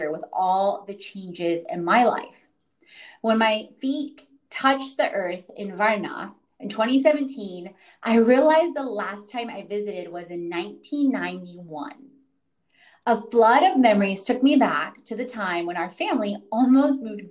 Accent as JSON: {"language": "English", "town": "Houston", "region": "Texas", "country": "United States", "tie": "born or raised there", "also_born_or_lived": "Katowice, Poland / North Carolina", "said": "I grew up in Houston, Texas"}